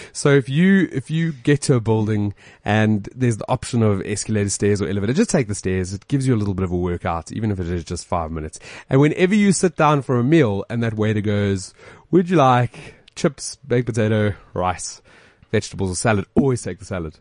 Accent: Johannesburg, Gauteng, South Africa; We're from Joburg

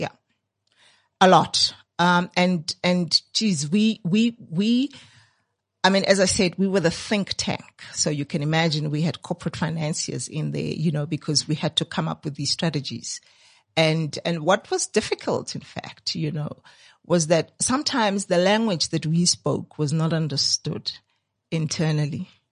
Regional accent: Soweto, Gauteng, South Africa; I grew up there in Dipcliffe

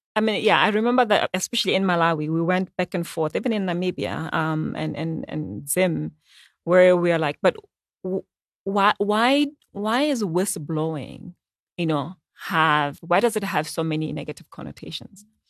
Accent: Botswana; I'm from Botswana

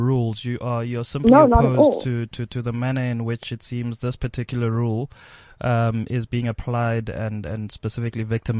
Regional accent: Pretoria, Gauteng, South Africa; I am from Pretoria.

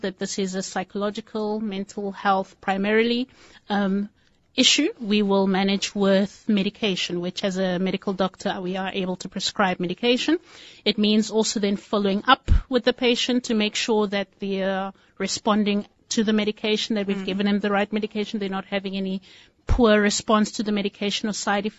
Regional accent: Nigeria; now in Cape Town, South Africa; I am a Nigerian with a little bit of South African flavor.

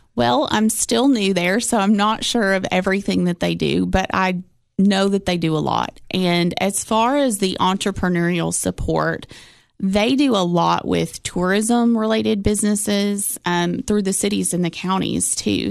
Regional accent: Cookeville, Tennessee, United States; growing up in Cookville

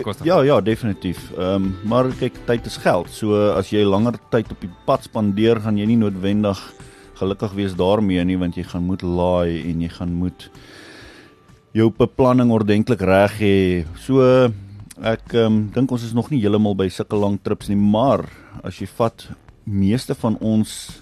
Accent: Badplaas, Mpumalanga, South Africa; now in Nelspruit, South Africa; ek is oorspronklik van Badplaas

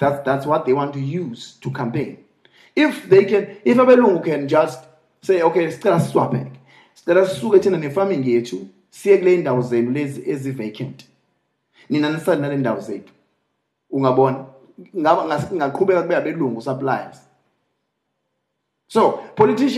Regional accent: Eastern Cape, South Africa; I come from Eastern Cape

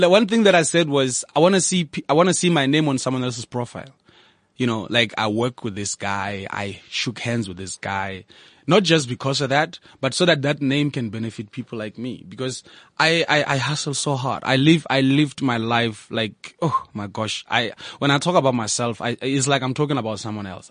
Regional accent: Lesotho; also born or lived in Thaba Nchu, South Africa; now in Bloemfontein, South Africa; I'm from Lesotho, first of all. And I live in Bloemfontein. I started in Tabanchu when I came to South Africa

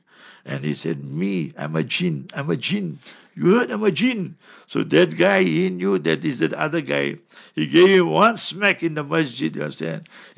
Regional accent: Karachi, Sindh, Pakistan; English is a second language; I came for a holiday from Karachi and I had to go back.

